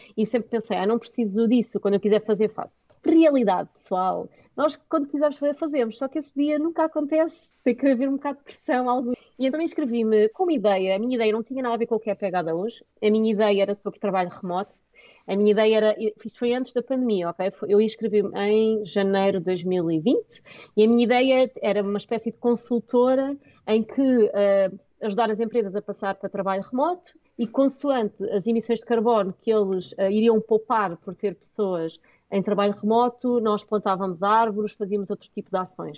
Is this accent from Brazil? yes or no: no; Portugal; nós somos portugueses, o meu inglês é ótimo, mas não sou nativa